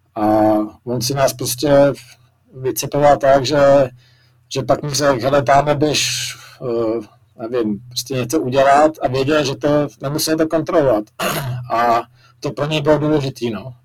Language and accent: Czech; Jablonec nad Nisou, Liberec Region, Czechia; jsem vyrůstal v Jablonci, tak, nebo jsem se tam i narodil